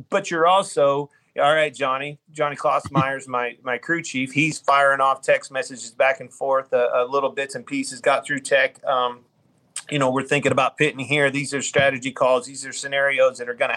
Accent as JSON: {"language": "English", "region": "Kansas", "country": "United States", "tie": "born or raised there", "said": "growing up in Kansas"}